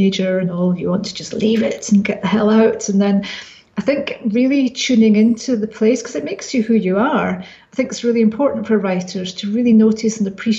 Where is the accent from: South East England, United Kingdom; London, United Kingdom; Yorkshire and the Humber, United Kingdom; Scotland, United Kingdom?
Scotland, United Kingdom; small Scottish town; my hometown, which is a town of secrets and things going on